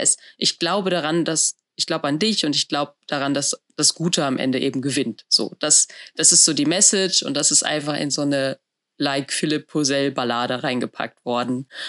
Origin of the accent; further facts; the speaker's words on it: a village near Bielefeld, North Rhine-Westphalia, Germany; Ich habe in einem Dorf bei Bielefeld gelebt.